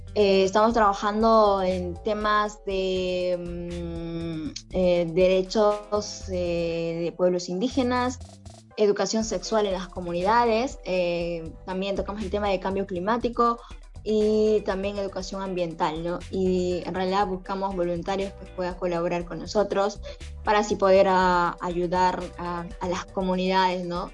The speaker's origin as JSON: {"language": "Spanish", "town": "Camisea", "region": "Cusco", "country": "Peru", "said": "yo soy de Camisea"}